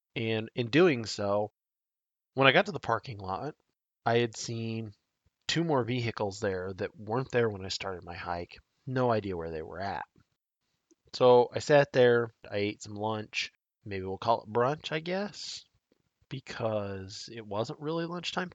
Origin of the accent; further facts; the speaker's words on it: Nebraska, United States; my home state of Nebraska